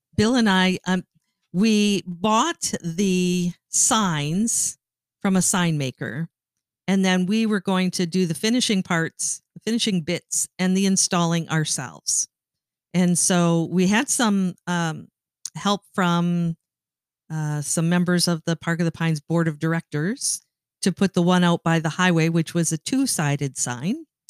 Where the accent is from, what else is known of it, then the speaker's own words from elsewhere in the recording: Canada; I grew up in Canada